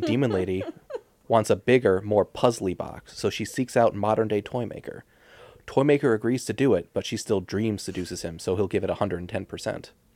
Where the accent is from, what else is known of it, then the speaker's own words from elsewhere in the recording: United States; I'm an American